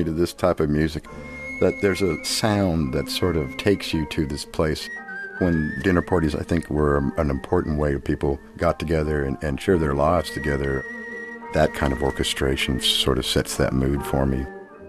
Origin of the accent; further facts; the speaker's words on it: Nashville, Tennessee, United States; I grew up in Nashville in the 60s. My folks were from Brooklyn, and they just moved down to Nashville, and it was like they'd moved to the moon. and I was a young man with hair down to my butt.